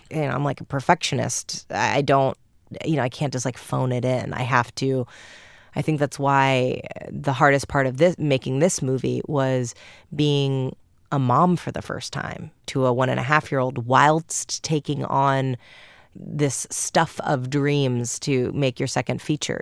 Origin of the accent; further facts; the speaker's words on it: New York, United States; I'm from New York.